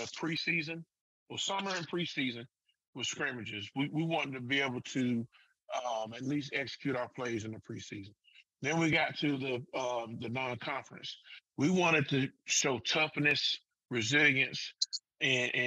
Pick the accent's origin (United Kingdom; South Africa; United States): United States; Southern Pines, North Carolina; I'm a homeboy. I want to see my, you know, I want to beat my hometown team